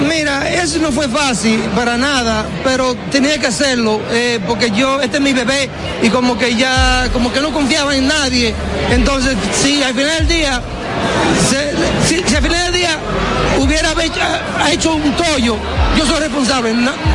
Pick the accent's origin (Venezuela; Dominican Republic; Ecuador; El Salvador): Dominican Republic; Baitoa, Santiago; siempre voy a regresar a mi pueblo